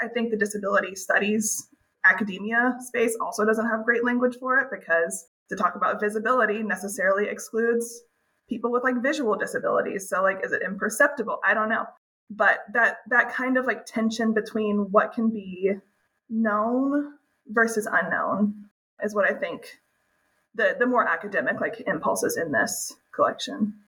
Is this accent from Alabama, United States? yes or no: yes; Birmingham, Alabama, United States; moved away as an adult; also born or lived in West Coast; I'm from Alabama originally, so I, I was very far from home, far from my family